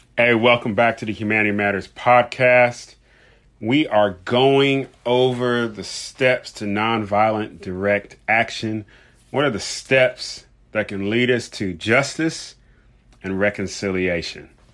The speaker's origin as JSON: {"language": "English", "town": "Louisville", "region": "Kentucky", "country": "United States", "tie": "born or raised there", "said": "Louisville, Kentucky, my hometown."}